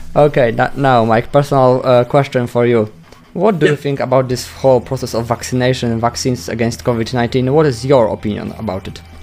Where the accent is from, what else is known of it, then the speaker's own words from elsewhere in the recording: Poland; first language Polish; English is a second language; Polish, in my native language